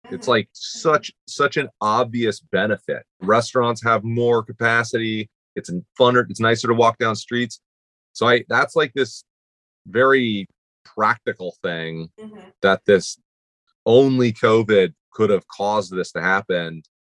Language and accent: English; New York City, New York, United States; Like, mm-hmm, New York, mm-hmm, City.